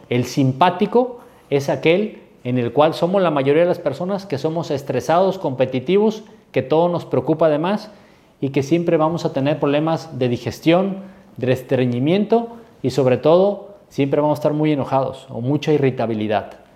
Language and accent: Spanish; Mexico; yo soy mexicano y amo esas tradiciones